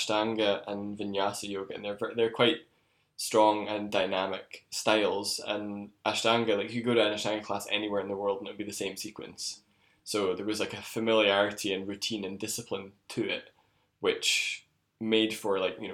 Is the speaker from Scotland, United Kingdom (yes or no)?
yes; Scotland, United Kingdom; I was back in Scotland